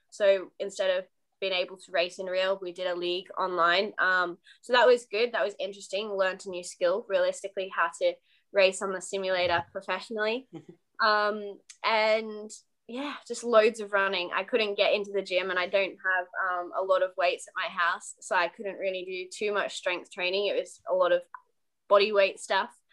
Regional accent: Australia; now in United Kingdom; I'm Australian racing driver uh, based in the UK

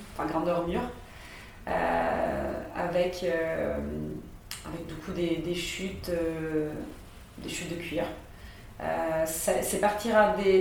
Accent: Rome, Lazio, Italy; moved away as an adult; also born or lived in France; à Rome, pourquoi pas rester dans ma ville natale

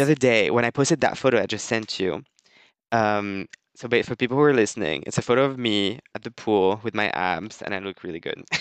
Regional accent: France; moved away as an adult; also born or lived in United States; I moved back to France and uh, I moved back to my mom's house

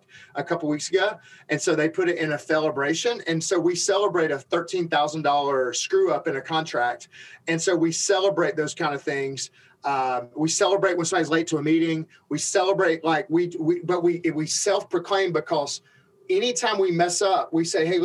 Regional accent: Alabama, United States; I'm from Alabama.

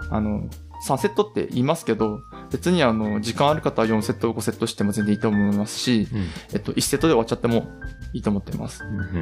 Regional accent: Aomori, Japan; まあ、僕たちは青森県なんですけど

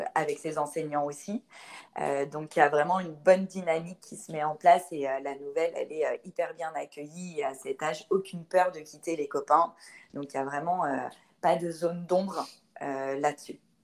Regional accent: Paris, Île-de-France, France; moved away as an adult; now in Bassin d'Arcachon, France; on ne vient pas du bassin d'Arcachon, on vient de Paris, mais on s'est euh, installé il y a une dizaine d'années sur le bassin d'Arcachon

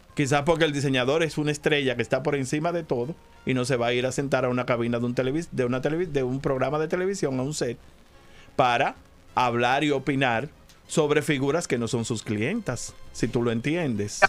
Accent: Santiago de los Caballeros, Santiago, Dominican Republic; el carnaval de mi pueblo fue muy importante, el carnaval de Santiago

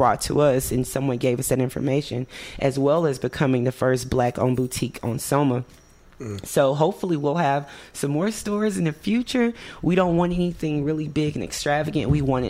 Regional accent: East Coast, United States; also born or lived in Mississippi / New Jersey / New York / Florida; I was born in Mississippi, but I was raised mostly on the East Coast. I lived in New Jersey, New York. I lived in Florida before I moved here, North Carolina.

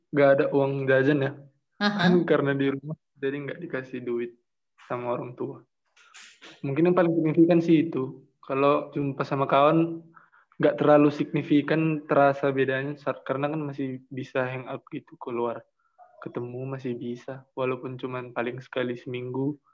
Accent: Pematangsiantar, North Sumatra, Indonesia; karena kan kayaknya sekarang guru di kota aku di Siantar itu udah diwajibkan untuk melakukan pembelajaran daring

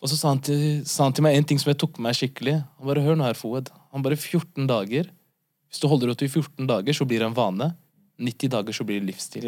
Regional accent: Oslo, Norway; født og oppvokst i Norge, hovedsakelig på Ellingsrud

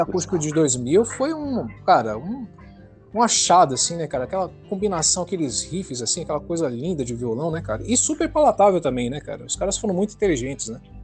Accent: São Paulo, Brazil; sou, sou de São Paulo

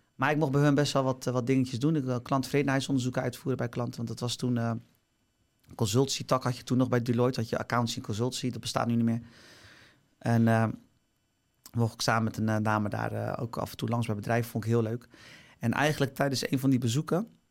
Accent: Barendrecht, South Holland, Netherlands; ik kom dus uit Barendrecht

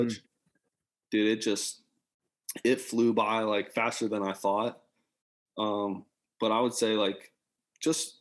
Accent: Columbus, Ohio, United States; moved away as an adult; also born or lived in Michigan; I grew up in Columbus

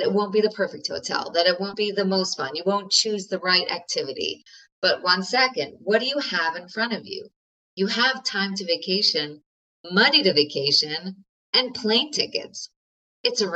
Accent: New York, United States; I'm a New Yorker

